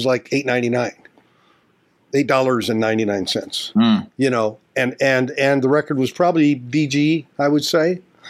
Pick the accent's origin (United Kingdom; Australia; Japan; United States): United States; Gary, Indiana; I grew up in Gary, Indiana